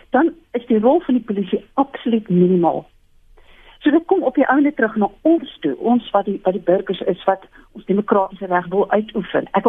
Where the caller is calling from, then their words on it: Montana, Gauteng, South Africa; Ek is hier van Montana in Sinnewil